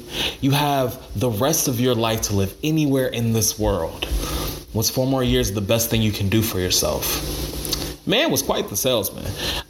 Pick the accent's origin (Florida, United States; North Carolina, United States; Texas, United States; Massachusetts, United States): North Carolina, United States; Greensboro; I was from Greensboro. My parents went to A&T.